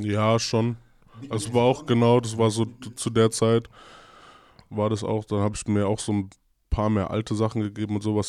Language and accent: German; Mainz, Rhineland-Palatinate, Germany; also born or lived in Heidelberg; now in Mannheim, Germany; Ich bin in Mainz geboren, mhm. bin nach Heidelberg